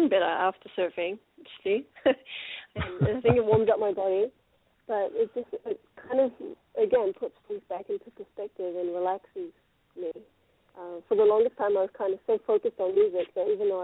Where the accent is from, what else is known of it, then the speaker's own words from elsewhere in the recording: New Zealand; also born or lived in Japan; now in Los Angeles, United States; being born in Japan and growing up in New Zealand